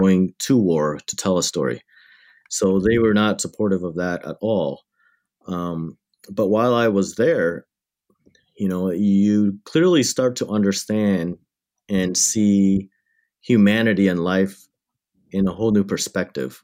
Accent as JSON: {"language": "English", "town": "Windsor", "region": "Ontario", "country": "Canada", "tie": "born or raised there", "also_born_or_lived": "Thailand–Cambodia border refugee camp", "said": "I grew up in Windsor, Ontario, Canada, which is just across the river from Detroit, Michigan"}